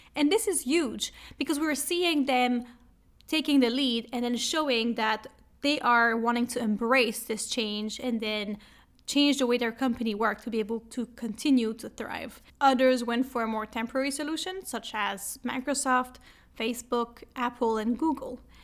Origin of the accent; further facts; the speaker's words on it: Montreal, Quebec, Canada; accent: French; English is a second language; now in Berlin, Germany; I am Canadian from Montreal, see the little French accent, and I am based in Berlin, Germany